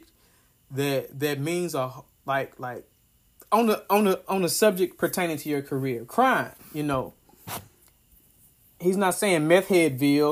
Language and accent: English; Ripley, Tennessee, United States; moved away; my hometown, Ripley, Tennessee.